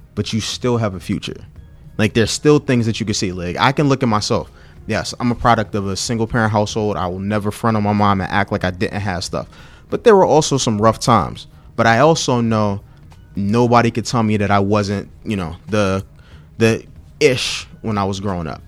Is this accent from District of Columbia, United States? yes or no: yes; Washington, District of Columbia, United States; I'm from Fort DuPont Park.